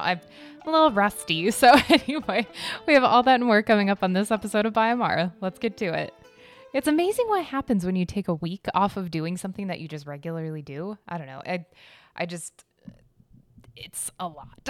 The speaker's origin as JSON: {"language": "English", "region": "Arizona", "country": "United States", "tie": "born or raised there", "said": "I grew up in Arizona"}